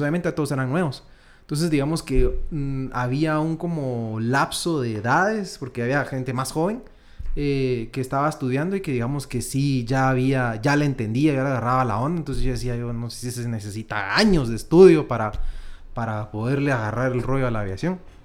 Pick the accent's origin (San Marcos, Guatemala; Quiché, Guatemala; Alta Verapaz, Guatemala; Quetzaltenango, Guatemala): Quetzaltenango, Guatemala; now in Guatemala City, Guatemala; Luego me voy yo a Shela eh, con mis papás y estuve hasta el año 2010, más o menos, que es cuando ya me vengo a, vivir a Guatemala con mi papá.